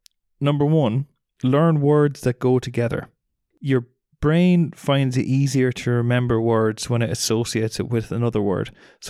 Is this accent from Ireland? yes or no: yes; Ireland; We're also Irish.